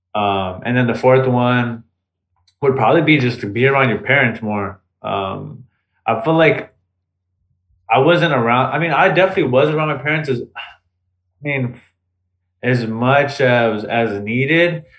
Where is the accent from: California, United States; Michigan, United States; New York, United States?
California, United States; the Bay Area; we're from the Bay